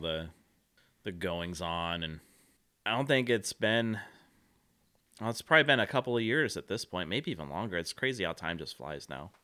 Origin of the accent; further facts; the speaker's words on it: Central Valley, California, United States; also born or lived in Central Coast; growing up in the Central Valley